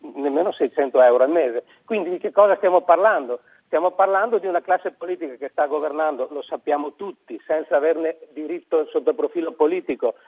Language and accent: Italian; Veneto, Italy; come Veneti